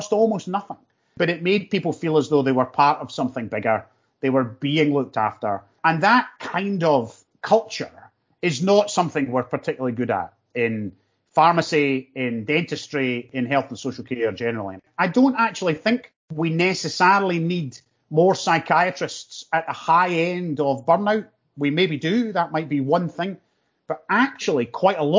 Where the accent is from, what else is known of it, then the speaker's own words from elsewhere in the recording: North Lanarkshire, Scotland, United Kingdom; I'm from North Lanarkshire